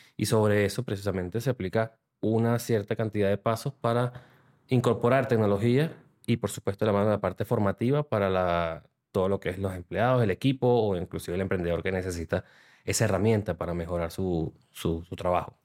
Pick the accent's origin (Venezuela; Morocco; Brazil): Venezuela; moved away as an adult; also born or lived in Panama; now in Spain; desde que salí de Venezuela, soy de Venezuela